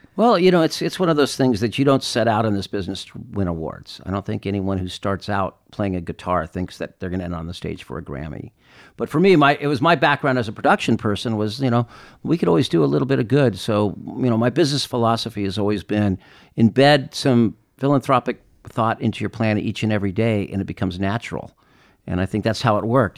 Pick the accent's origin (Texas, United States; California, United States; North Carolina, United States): California, United States; Claremont; growing up east of Los Angeles in a city called Claremont